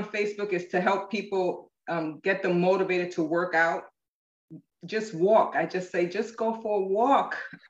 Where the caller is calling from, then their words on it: Stuart, Florida, United States; Seward, Florida, which is 45 minutes north of West Palm Beach.